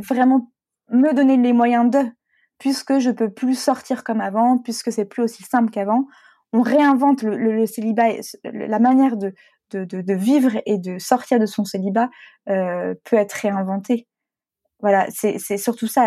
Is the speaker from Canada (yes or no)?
no; Brittany, France; moved away; also born or lived in Paris / Lyon; je suis bretonne